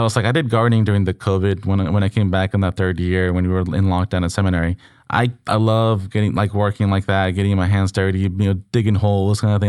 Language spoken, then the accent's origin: English; Mexico; moved away; back in my hometown